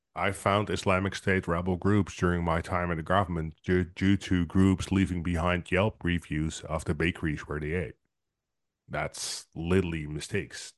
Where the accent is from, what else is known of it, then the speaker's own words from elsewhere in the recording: Netherlands; I'm from Netherlands